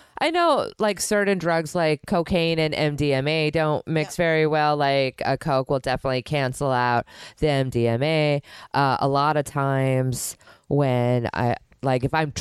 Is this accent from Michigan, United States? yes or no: no; Milwaukee, Wisconsin, United States; also born or lived in Florida / California; now in New York, United States; I'm from Milwaukee.